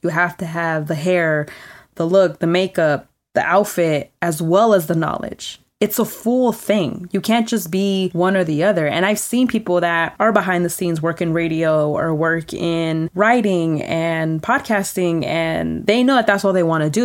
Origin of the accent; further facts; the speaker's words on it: California, United States; I'm born and raised in California